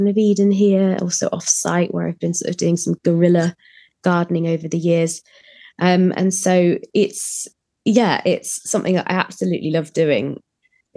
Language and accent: English; Germany; also born or lived in Leeds, United Kingdom; now in United Kingdom; I grew up in Germany